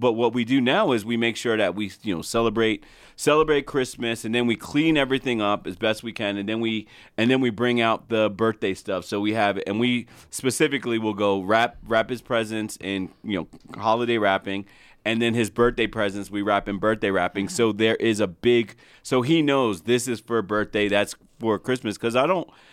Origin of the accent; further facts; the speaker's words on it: New Jersey, United States; moved away; while we grew up in Jersey, we stem from down south in North Carolina